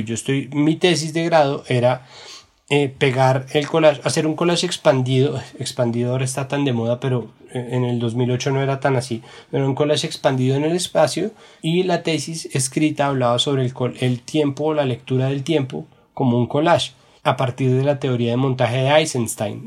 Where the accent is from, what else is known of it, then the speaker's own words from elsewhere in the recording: Bogotá, Colombia; los rolos le llamamos a, al juego de pegarle un murito con una pelota de tenis con la mano